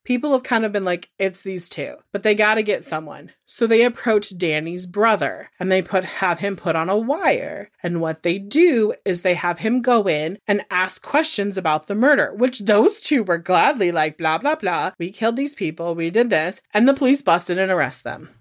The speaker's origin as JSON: {"language": "English", "town": "Corning", "region": "California", "country": "United States", "tie": "born or raised there", "said": "I grew up in a very Pentecostal Church of the Assembly of God in Corning, California"}